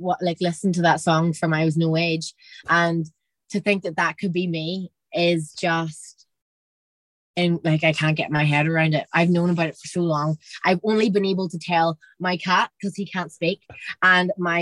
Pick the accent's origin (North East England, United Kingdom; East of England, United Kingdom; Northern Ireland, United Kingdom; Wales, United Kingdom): Northern Ireland, United Kingdom; Derry; I'm from Derry